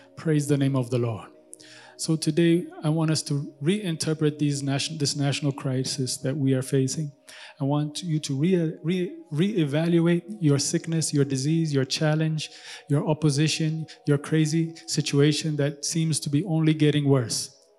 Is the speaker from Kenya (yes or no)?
yes; Kenya; now in Addis Ababa, Ethiopia; I grew up in Kenya